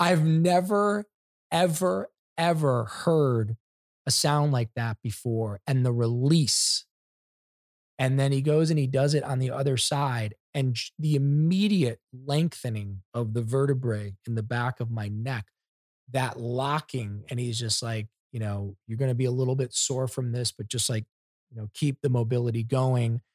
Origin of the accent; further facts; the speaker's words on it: Ohio, United States; I'm from Ohio